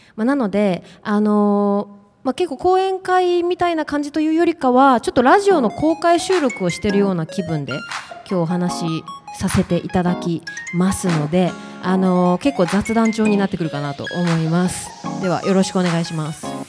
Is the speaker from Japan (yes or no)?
no; China; 私が結構中国人なので